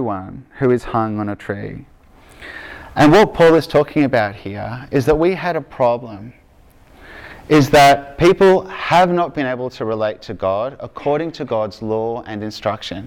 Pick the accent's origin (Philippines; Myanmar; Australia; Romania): Australia; Victoria; accent: Aussie; from Victoria